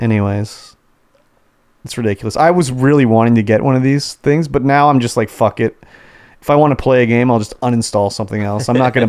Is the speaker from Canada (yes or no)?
yes; Canada; being a Canadian.